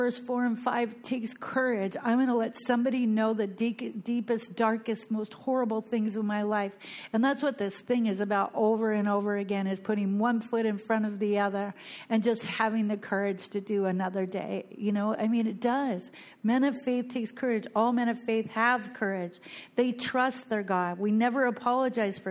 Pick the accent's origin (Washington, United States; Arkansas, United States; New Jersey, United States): Washington, United States; Bellingham; moved away as an adult; now in Fort Lauderdale, United States; I am from Bellingham, Washington